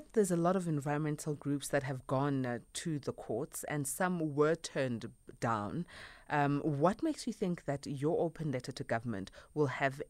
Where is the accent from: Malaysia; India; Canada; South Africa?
South Africa; All of us as South Africans